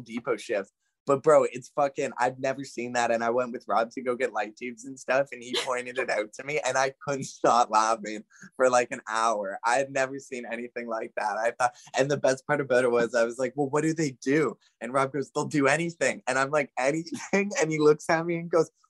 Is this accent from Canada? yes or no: yes; Canada; Growing up in Canada, you play hockey. At least majority of people do. So obviously I did that for a large portion growing up